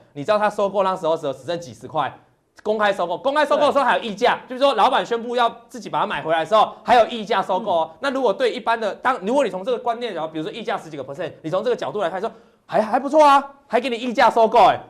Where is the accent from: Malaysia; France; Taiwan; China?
Taiwan; 我们生于台湾这个地点